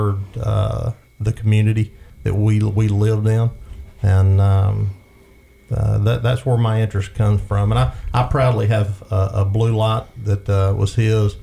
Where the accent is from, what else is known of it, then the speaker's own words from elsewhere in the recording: Bryant, Alabama, United States; The rural setting where I was raised in Bryan, Alabama